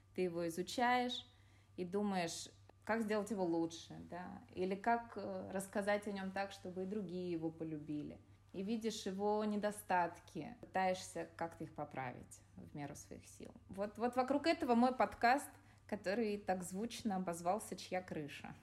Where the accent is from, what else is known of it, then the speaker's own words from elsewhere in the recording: Yekaterinburg, Sverdlovsk Oblast, Russia; я родом из Екатеринбурга